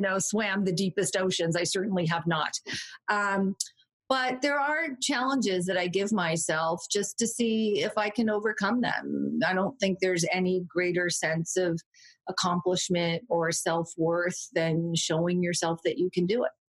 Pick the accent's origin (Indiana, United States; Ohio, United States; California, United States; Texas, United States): California, United States; also born or lived in Orange County, California / San Francisco; I grew up in Orange County, California, for part of my childhood and also San Francisco, but California girl, born and bred, though I moved around a lot